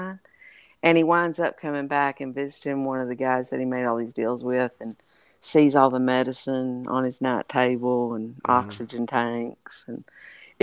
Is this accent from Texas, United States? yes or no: yes; Texas, United States; I'm from Texas.